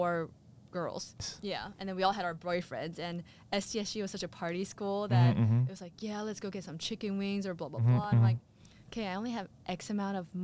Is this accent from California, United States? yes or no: yes; San Diego, California, United States; I grew up in San Diego